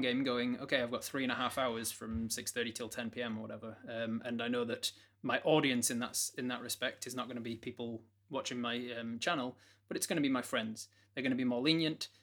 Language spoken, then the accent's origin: English; United Kingdom; being British